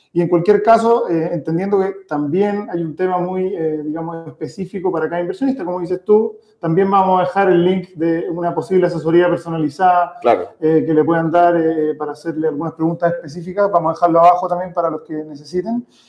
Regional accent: Chile; nosotros venimos de familia de inmigrantes, pero que ya, ya nacimos en Chile

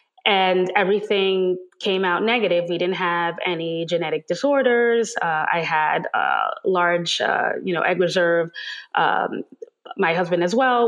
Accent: New York City, New York, United States; I am a native New Yorker, born and raised in Manhattan.

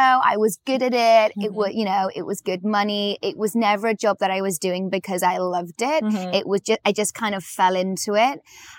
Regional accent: Macclesfield, North West England, United Kingdom; So, I'm from England. From a town called Macclesfield in Cheshire in the northwest. Haven't got much of an accent, maybe mm-hmm. a little bit.

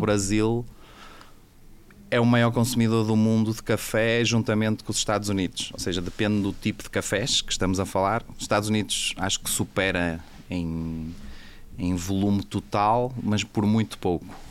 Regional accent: Portugal; accent: Portuguese; eu sou português, acho que se dá para notar pelo, pelo meu sotaque

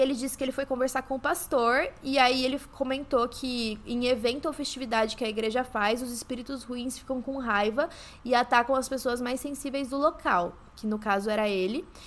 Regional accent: São João da Boa Vista, São Paulo, Brazil; eu sou de São João da Boa Vista

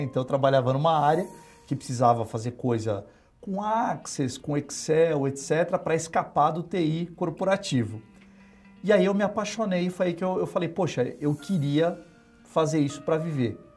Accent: São Paulo, Brazil; eu nasci em São Paulo mesmo, é, sempre morei em São Paulo minha vida inteira

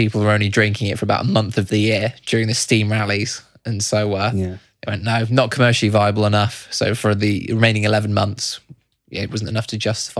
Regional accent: Herefordshire, West Midlands, United Kingdom

